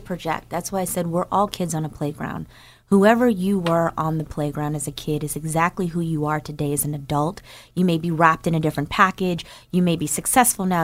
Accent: Newark, New Jersey, United States; moved away; I'm from New Jer-, from Newark, New Jersey

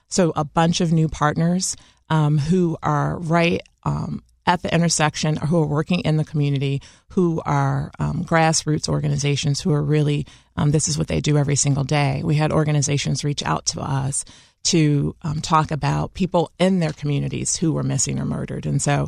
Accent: Chicago, Illinois, United States; I once said that an experience growing up in Chicago as a Black woman is a different experience than growing up as a Latina woman or Native woman or a white woman.

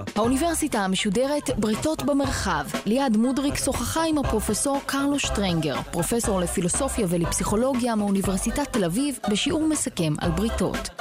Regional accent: Basel, Basel-Stadt, Switzerland; moved away; התחתנו בעיר הולדתי באזל

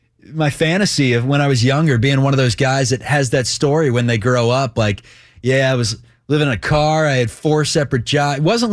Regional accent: Dothan, Alabama, United States; I mean, I guess my hometown. I didn't live in, you know, the sexiest cities in the world. Dothan, Alabama, where it's so hot.

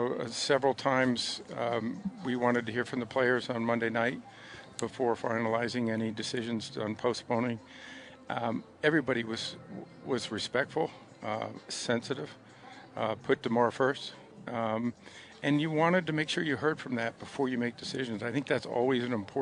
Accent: Western New York, United States; I'm proud to say I'm from Western New York

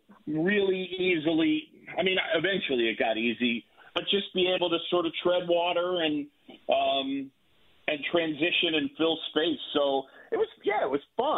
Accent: New York, United States; moved away; I grew up in New York

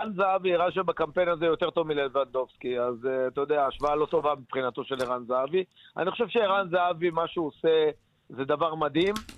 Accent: Nahariya, Northern District, Israel; כי אני מנהריה

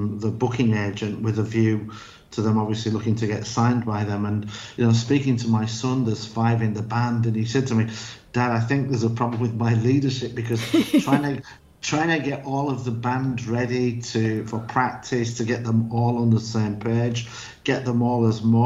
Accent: Yorkshire and the Humber, United Kingdom; also born or lived in United States; now in Spain; I'm from Yorkshire

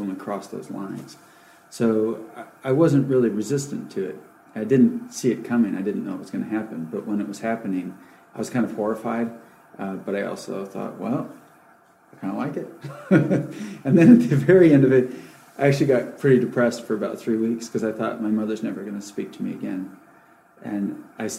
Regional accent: Alaska, United States; moved away; also born or lived in California; I grew up in Alaska and then in California where my parents were from

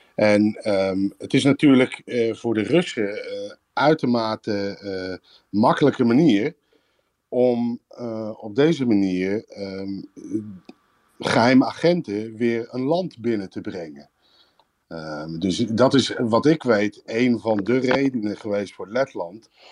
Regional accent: Netherlands; moved away as an adult; now in Riga, Latvia; ik eh, woon en werk eh, zelf in Riga als Nederlander

